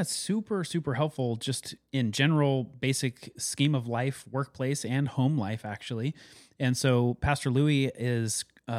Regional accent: Carson City, Nevada, United States; moved away; when I grew up in Carson City, Nevada

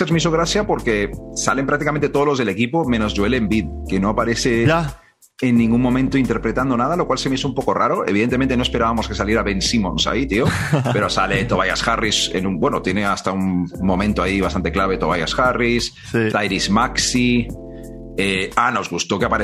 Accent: Dominican Republic; soy dominicana también.

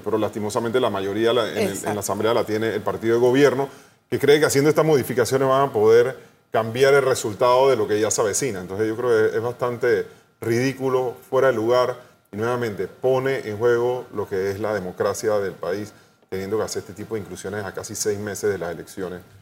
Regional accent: Panama; como panameños

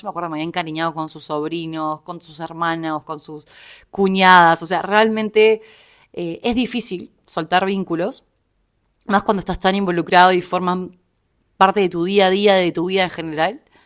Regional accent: Montevideo, Uruguay; moved away as an adult; now in Buenos Aires, Argentina; soy uruguaya, viví prácticamente toda mi vida en Montevideo y hace un tiempo estoy viviendo en Buenos Aires, ya más de un año.

